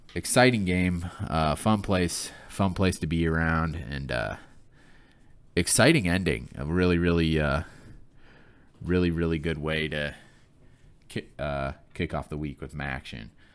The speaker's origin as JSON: {"language": "English", "town": "Flint", "region": "Michigan", "country": "United States", "tie": "born or raised there", "said": "I grew up in Flint, Michigan"}